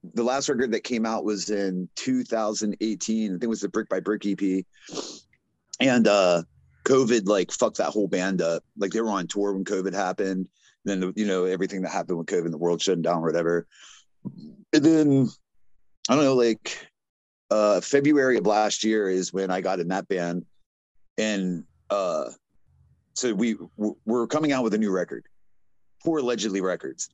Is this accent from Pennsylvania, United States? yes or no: no; Waldorf, Maryland, United States; moved away as an adult; also born or lived in Los Angeles; we're actually from Southern Maryland.